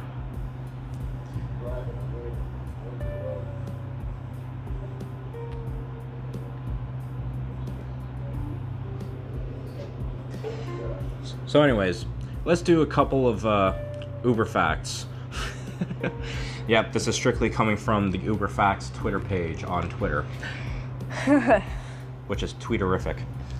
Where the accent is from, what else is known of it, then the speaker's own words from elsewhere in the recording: Toronto, Ontario, Canada; we grew up around Ted Reeves.